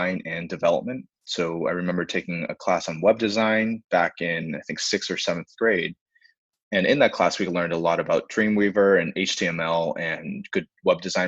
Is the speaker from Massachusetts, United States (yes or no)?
yes; Boston, Massachusetts, United States; I was born and raised in Boston, stayed local for college